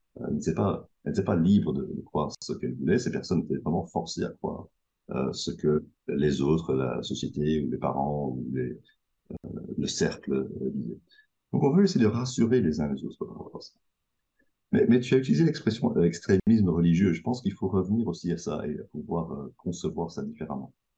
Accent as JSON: {"language": "French", "country": "Belgium", "said": "je, viens de Belgique, je suis à Bruxelles actuellement"}